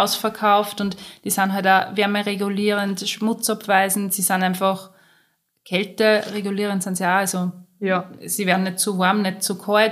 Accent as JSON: {"language": "German", "country": "Austria", "said": "bei uns in Österreich"}